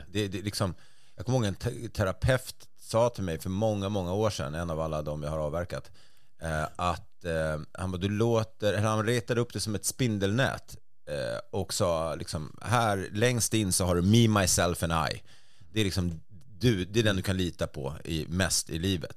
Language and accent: Swedish; Stockholm, Stockholm County, Sweden; jag var stockholmare